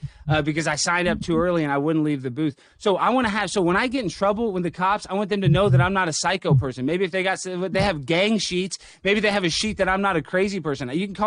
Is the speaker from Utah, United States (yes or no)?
no; Dallas, Texas, United States; I'm born and raised in Dallas